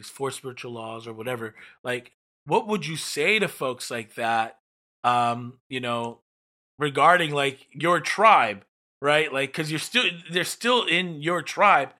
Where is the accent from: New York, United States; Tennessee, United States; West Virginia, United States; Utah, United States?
New York, United States; I'm from New York